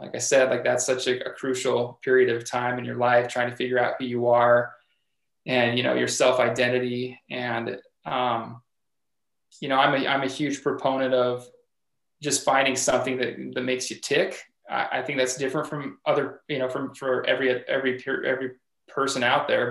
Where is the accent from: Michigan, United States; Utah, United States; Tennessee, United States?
Utah, United States; Logan; I am from Cache Valley, born and raised here in Logan